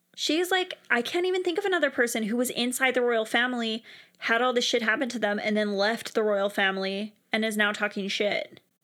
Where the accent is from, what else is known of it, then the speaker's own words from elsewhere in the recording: Canada; as a Canadian